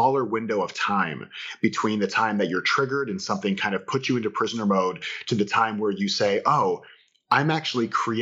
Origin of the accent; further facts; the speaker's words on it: Florida, United States; I'm from Florida